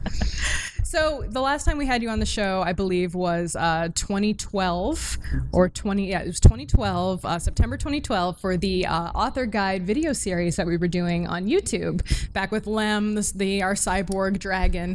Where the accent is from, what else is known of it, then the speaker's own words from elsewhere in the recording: New England, United States; I grew up in New England